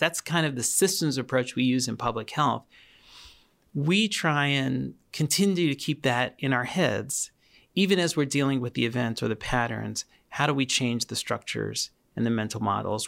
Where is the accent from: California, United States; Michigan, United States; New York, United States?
New York, United States; New York City; I grew up in Queens, New York